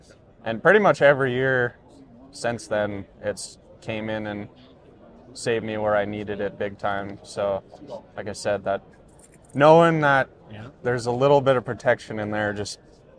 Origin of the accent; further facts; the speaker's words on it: Moore, Montana, United States; ended up in Moore in the 80s. So we've been there since the 80s. So I've born and raised in Moore.